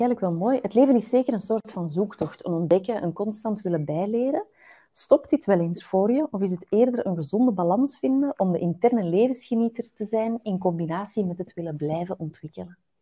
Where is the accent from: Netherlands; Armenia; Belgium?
Belgium; Flanders; In Vlaanderen hebben we het ook nogal graag normaal